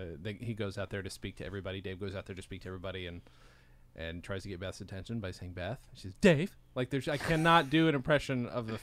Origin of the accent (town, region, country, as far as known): Utah, United States